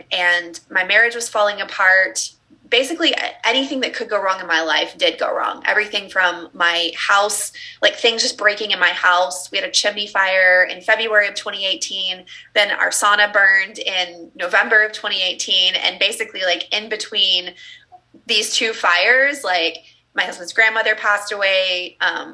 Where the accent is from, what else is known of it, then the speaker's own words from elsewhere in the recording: Texas, United States; So I was raised in the Southern Baptist church in the Bible Belt in the South in Texas.